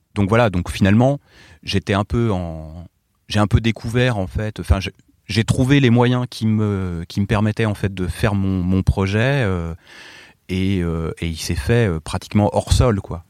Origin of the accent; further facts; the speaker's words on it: Morsang-sur-Orge, Île-de-France, France; also born or lived in Paris; je venais de, de l'Essonne, de Morsan-sur-Orge.